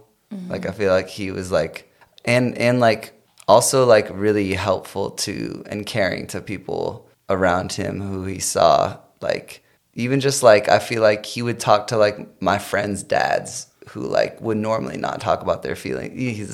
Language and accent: English; Chicago, Illinois, United States; But I came from Chicago, so I feel like Chicago like got me like prepped, you know?